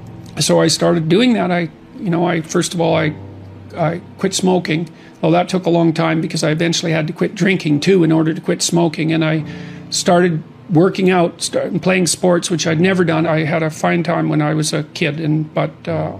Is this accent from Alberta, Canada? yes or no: yes; Fairview, Alberta, Canada; moved away; I was from Northern Alberta, this rough little town up in Northern Alberta called Fairview. And, you know, there were long winters there, and my friends were heavy drinkers, and most of them dropped out of school by the time they were 15 or 16